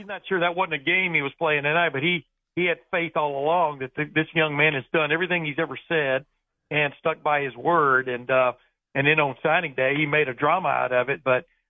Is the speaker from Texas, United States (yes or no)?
yes; East Texas, United States; moved away; I grew up in East Texas.